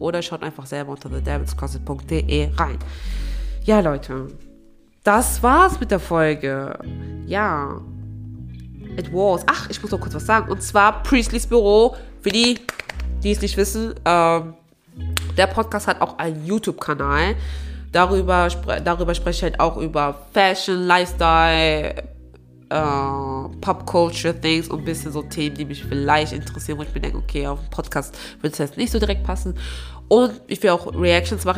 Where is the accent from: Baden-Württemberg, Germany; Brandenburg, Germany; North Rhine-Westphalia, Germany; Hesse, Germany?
North Rhine-Westphalia, Germany; Aachen; moved away as an adult; now in Hamburg, Germany; ich bin ja in Aachen geboren, aufgewachsen